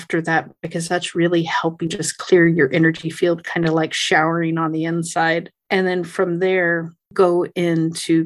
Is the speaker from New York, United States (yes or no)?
no; California, United States; I'm from California